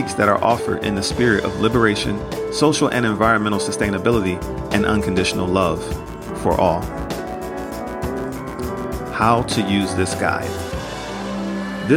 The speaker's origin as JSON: {"language": "English", "country": "United States", "tie": "born or raised there", "said": "I internalized growing up in America."}